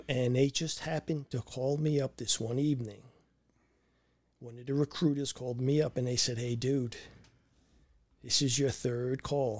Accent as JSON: {"language": "English", "town": "Brooklyn", "region": "New York", "country": "United States", "tie": "born or raised there"}